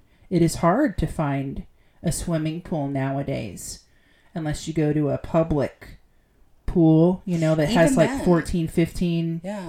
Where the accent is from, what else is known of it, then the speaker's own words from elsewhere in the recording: United Kingdom; I'm British, but not really.